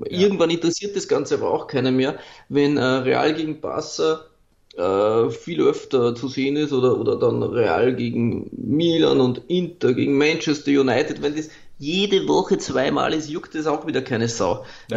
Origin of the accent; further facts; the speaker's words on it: Austria; bei uns in Österreich